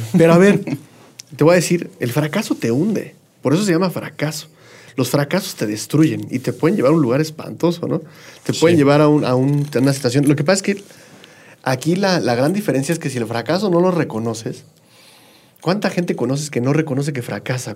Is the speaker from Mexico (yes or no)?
yes; State of Mexico, Mexico; Yo soy del, Estado de México